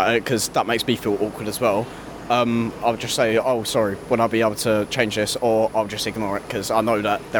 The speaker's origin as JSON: {"language": "English", "area": "Essex", "region": "East of England", "country": "United Kingdom", "said": "I'm from Essex."}